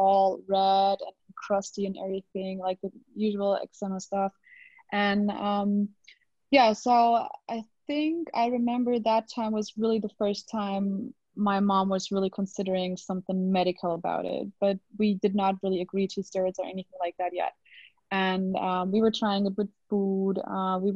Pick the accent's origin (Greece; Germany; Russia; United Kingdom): Germany; English is a second language; I hope my English is good enough. I mean, I'm from Germany. I'm not originally from the States or something